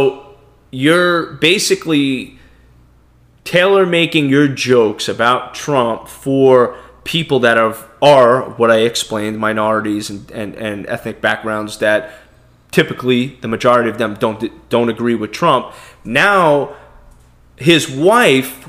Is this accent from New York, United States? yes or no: yes; New York City, New York, United States; I'm born in America. I'm from Brooklyn, New York. I have an accent.